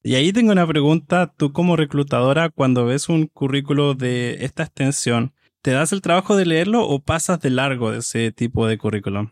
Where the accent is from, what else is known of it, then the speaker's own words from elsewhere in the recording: Chile; soy de Chile